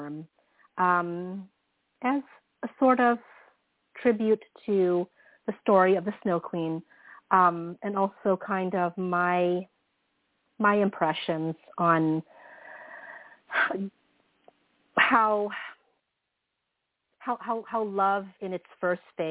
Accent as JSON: {"language": "English", "country": "Philippines", "tie": "born or raised there", "moved": "yes", "lives_now": "San Francisco Bay Area, United States", "said": "I grew up in the Philippines during those formative years"}